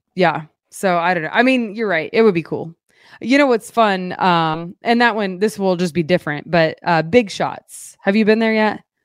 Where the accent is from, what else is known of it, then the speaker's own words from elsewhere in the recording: Fort Gibson, Oklahoma, United States; moved away; I'm from Fort Gibson.